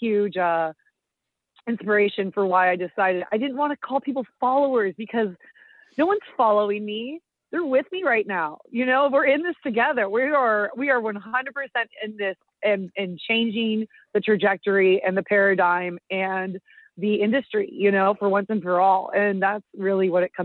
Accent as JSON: {"language": "English", "area": "Marin County", "region": "California", "country": "United States", "tie": "born or raised there", "also_born_or_lived": "Irvine"}